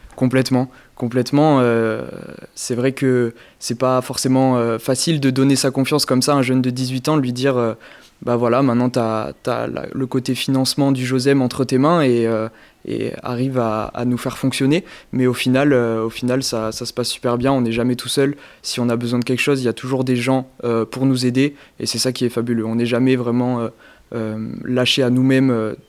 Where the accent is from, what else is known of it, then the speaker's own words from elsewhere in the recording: Périgueux, Nouvelle-Aquitaine, France; je viens de Périgueux, dans le département de la Dordogne